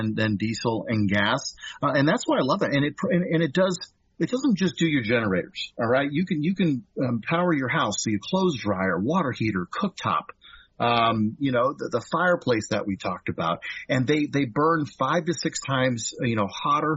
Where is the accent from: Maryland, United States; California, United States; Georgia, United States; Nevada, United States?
California, United States; now in Kansas, United States; So I'm from California originally